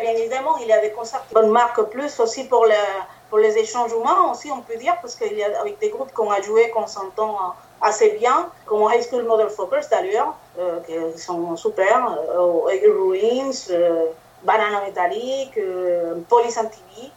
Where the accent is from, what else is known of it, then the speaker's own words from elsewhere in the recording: Puerto Rico; French is a second language; moved away; je viens de Porto Rico.